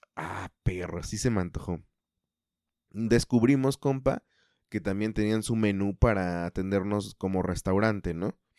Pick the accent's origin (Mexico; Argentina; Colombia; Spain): Mexico; Mexico City; accent: chilango; yo también tengo el acento chilango